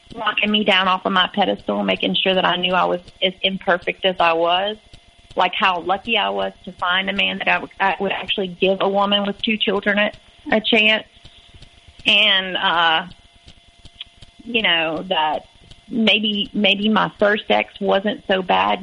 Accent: Louisiana, United States; moved away as an adult; I was from Louisiana

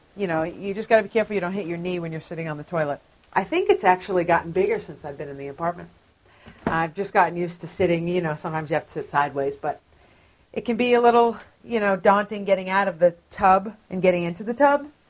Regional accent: Cape Cod, Massachusetts, United States; moved away; also born or lived in New York; I grew up on Cape Cod in Massachusetts

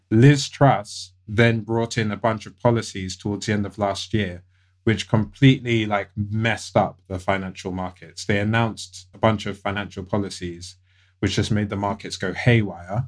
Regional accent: United Kingdom; born or raised there; accent: British; also born or lived in United States

